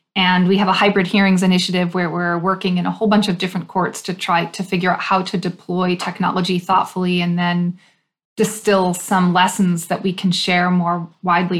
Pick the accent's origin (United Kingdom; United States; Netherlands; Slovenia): United States; Illinois; in Illinois, which is my home state